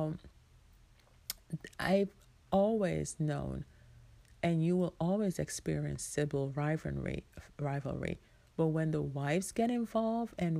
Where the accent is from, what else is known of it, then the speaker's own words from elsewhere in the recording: Jamaica; I am Jamaican